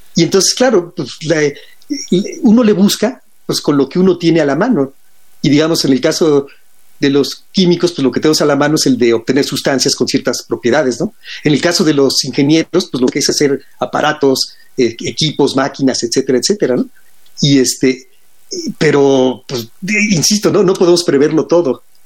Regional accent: Mexico; siendo mexicanos

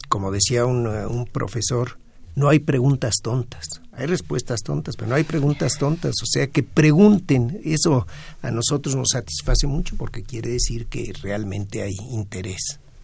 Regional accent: Mexico; en México como latinoamericanos

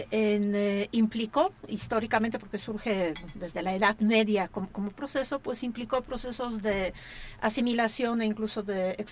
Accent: Mexico; yo creo que sí hay un momento muy bueno para replantear eh, quiénes somos como mexicanos

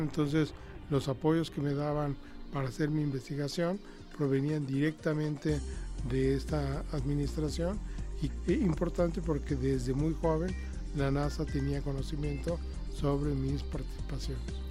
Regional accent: Mexico; no solamente soy el único mexicano, soy el único latinoamericano

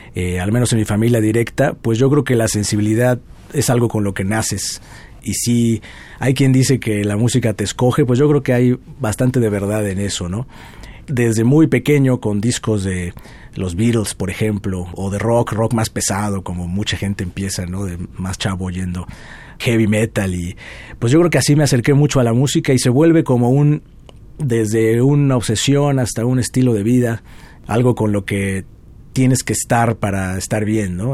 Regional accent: Puebla, Mexico; Nací en Puebla, soy de allá

